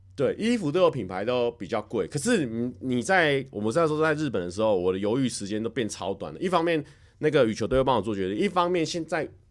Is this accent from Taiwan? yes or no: yes; Taiwan; now in Japan; 我们台湾人认知的外国人